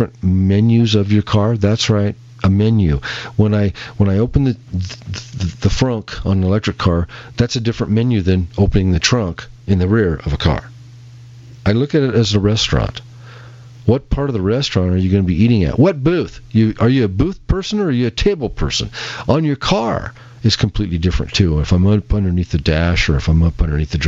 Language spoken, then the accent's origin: English; Peoria, Illinois, United States; I was born in Peoria, Illinois.